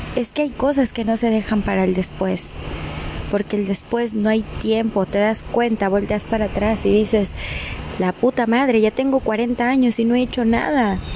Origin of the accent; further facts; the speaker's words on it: Mexico; moved away; also born or lived in Argentina; así somos los mexicanos